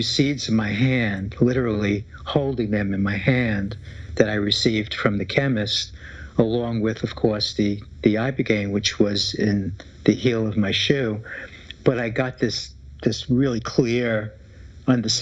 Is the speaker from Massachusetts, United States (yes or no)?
no; New York City, New York, United States; The Bronx